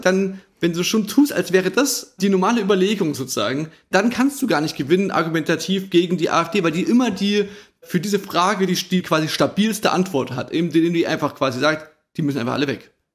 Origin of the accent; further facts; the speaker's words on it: East Germany, Germany; wir sind ja auch im Osten aufgewachsen